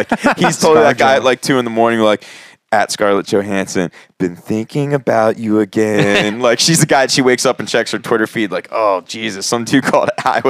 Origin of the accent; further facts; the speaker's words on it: Cape May, New Jersey, United States; A good friend of mine that I grew up with in Cape May